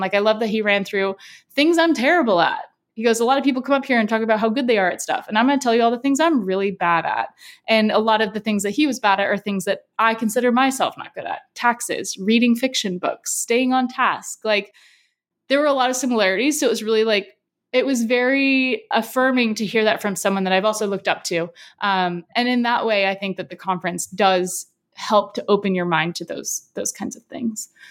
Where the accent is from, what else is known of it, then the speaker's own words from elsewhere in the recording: San Diego, California, United States; I'm from San Diego